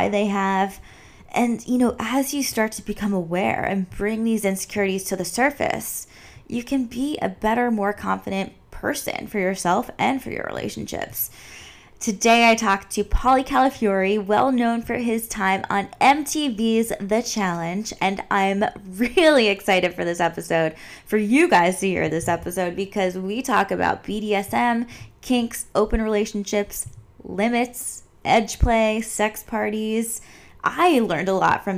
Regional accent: East Coast, United States; moved away as an adult; now in Los Angeles, United States; I grew up on the East Coast

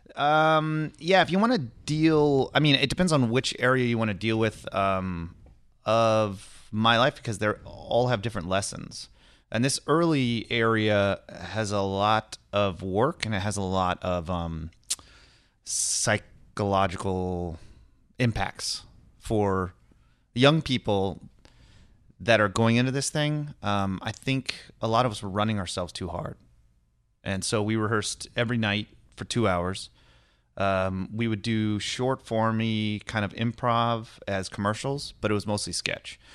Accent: Lodi, California, United States; also born or lived in Kenya / Cincinnati; I grew up in Northern California, in this, like, um, shitty little farming area in Central California

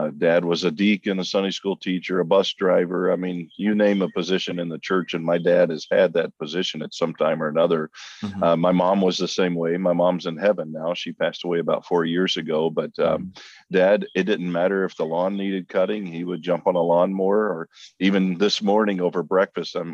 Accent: Clarksville, Tennessee, United States; also born or lived in Midland; I was born and raised in Clarksville, Tennessee, which is adjacent to Fort Campbell, Kentucky, just west of Nashville

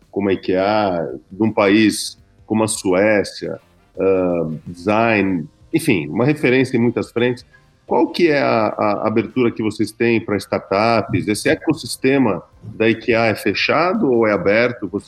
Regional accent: Brazil; e para mim, como brasileiros, colonizadores são vocês, né?

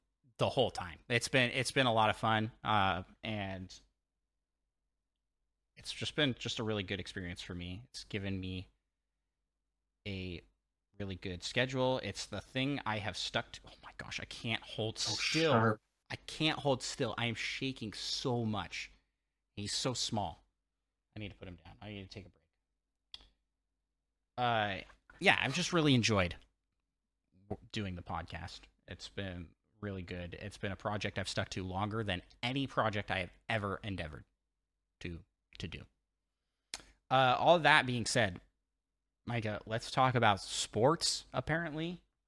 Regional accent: Washington, United States; we're both from Washington State.

